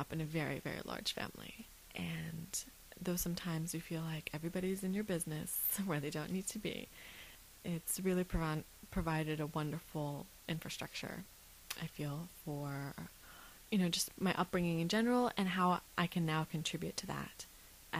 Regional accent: Las Vegas, Nevada, United States; also born or lived in Isfahan, Iran; at the age of about 3 and 4, we left Iran and a very roundabout way, ended up in Las Vegas, Nevada, where I've spent most

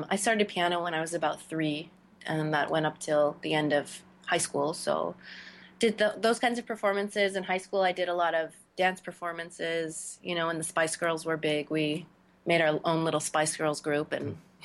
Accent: Victoria, British Columbia, Canada; also born or lived in Nigeria; I grew up in Victoria, British Columbia in Canada.

